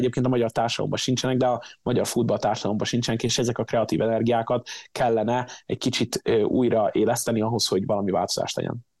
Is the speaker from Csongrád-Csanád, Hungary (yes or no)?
yes; Szeged, Csongrád-Csanád, Hungary; now in United States; Szegeden, én a- én náluk nevelkedtem